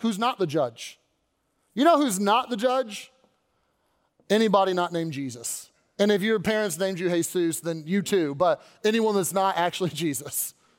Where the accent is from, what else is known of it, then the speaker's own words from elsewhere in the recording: Louisville, Kentucky, United States; moved away as an adult; I was born in Louisville, lived my whole life there, born and raised, and then when I went off to college, I, uh, I left